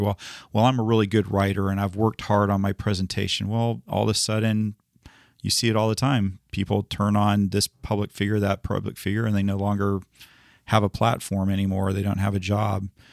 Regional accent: United States; I grew up here in the United States

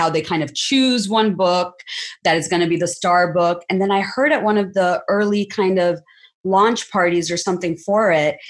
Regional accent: California, United States; the fact that I'm Latina means I'm not qualified to write about Miller. Never mind that I grew up in Southern California at the same time he did

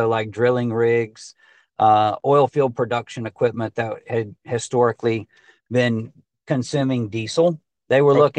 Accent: Texas, United States; they might have a system in Georgia or Alabama or Oklahoma that needed this type of service, even though we're from Texas.

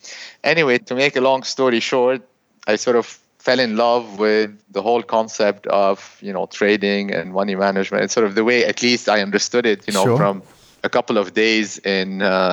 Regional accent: Beirut, Beirut Governorate, Lebanon; originally, I'm from Beirut, Lebanon. I graduated from Caltech in 1992.

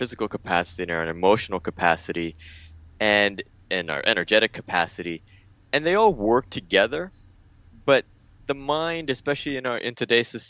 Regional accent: San Diego, California, United States; moved away as an adult; also born or lived in Mexico City, Mexico; now in Bali, Indonesia; I was born in Mexico City, and I moved when I was about 9 or 10 months old to the United States. Grew up in San Diego, California

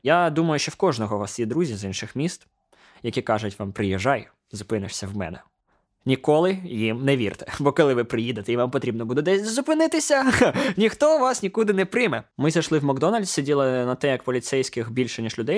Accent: Ukraine; ми з України

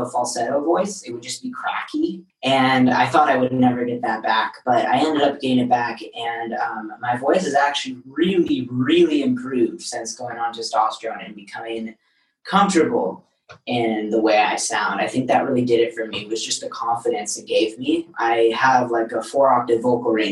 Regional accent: Seattle, Washington, United States; now in Los Angeles, United States; I grew up in Seattle.

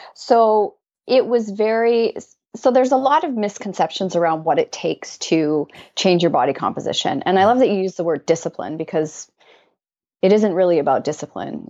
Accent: Canada; I'm Canadian

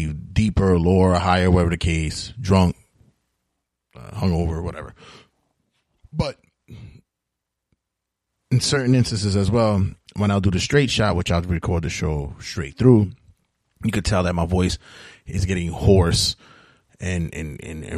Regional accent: New York City, New York, United States; I'm from New York City

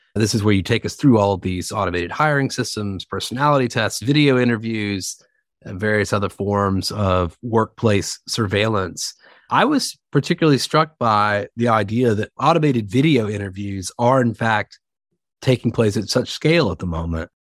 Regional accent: the South, Southern United States, United States; accent: Southern; now in New York, United States; I'm speaking to you, of course, from New York, despite my Southern accent

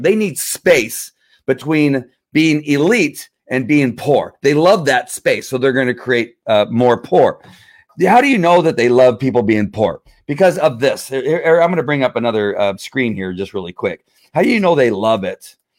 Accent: United States; she's mad at me as an American

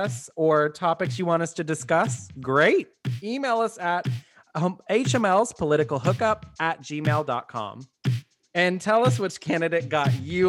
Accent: Austin, Texas, United States; now in Dallas, United States; I'm formerly from Austin, so I've kind of seen the big changes happen right around that time.

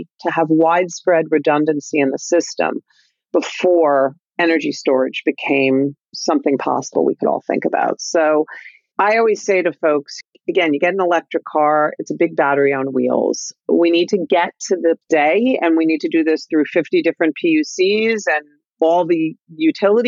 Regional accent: New Jersey, United States; when I was a kid growing up in North Jersey in the late 60s, 70s

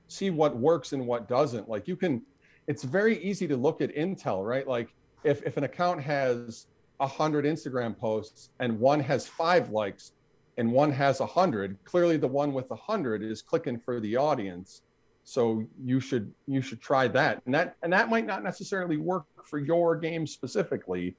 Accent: Buffalo, New York, United States; I'm from Buffalo

